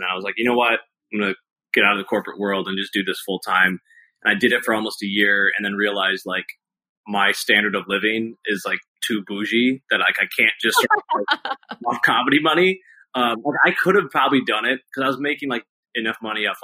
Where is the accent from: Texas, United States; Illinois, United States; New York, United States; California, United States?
Illinois, United States; Naperville; now in Chicago, United States; I was born and raised in Naperville, just outside Chicago.